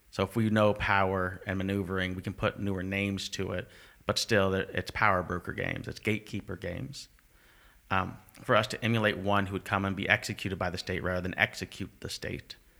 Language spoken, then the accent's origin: English; United States; now in Canada; I'm from America, because I'm white